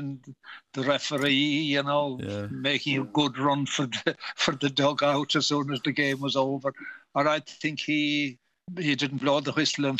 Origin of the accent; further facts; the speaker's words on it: Kerry, Munster, Ireland; I come from Kerry